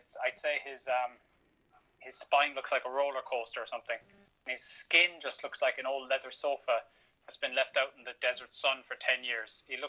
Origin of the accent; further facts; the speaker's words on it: Florida, United States; I grew up in Florida, probably pretty damn Christian.